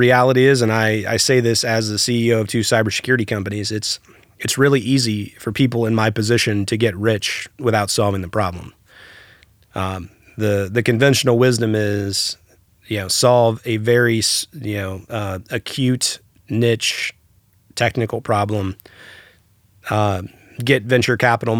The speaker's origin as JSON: {"language": "English", "region": "Hawaii", "country": "United States", "tie": "born or raised there", "said": "I spent a little bit of time growing up in Hawaii."}